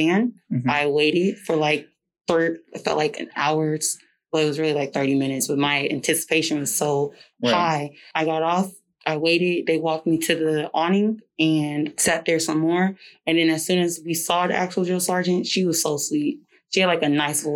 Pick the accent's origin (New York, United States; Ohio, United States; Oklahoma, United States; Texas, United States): Texas, United States; Killeen; I'm originally from Killeen, Texas